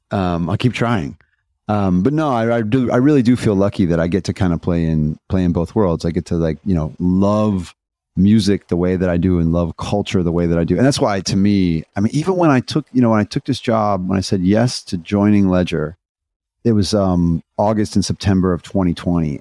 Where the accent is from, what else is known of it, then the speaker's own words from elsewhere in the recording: Indiana, United States; I'm a skateboarder from Indiana